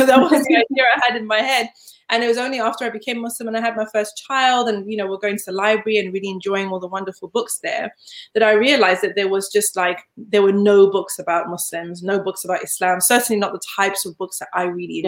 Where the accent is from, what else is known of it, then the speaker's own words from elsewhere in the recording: Zimbabwe; moved away; also born or lived in Leeds, England; I was born in Leeds, but I grew up in Zimbabwe